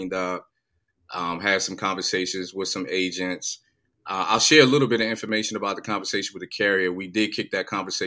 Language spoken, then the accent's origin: English; New York, United States; moved away as an adult; now in Atlanta, United States; I'm originally from New York, so, you know, I've grown up in the cold.